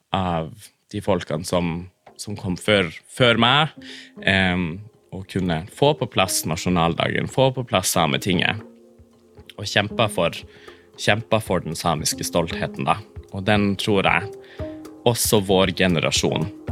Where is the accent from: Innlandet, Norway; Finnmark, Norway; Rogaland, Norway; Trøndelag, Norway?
Finnmark, Norway; Karasjok; first language Northern Sami; Norwegian is a second language; jeg har jo vokst opp i eh, hjemme nordpå. At det samiske er rundt meg i, i flertall, f.eks. i Karasjok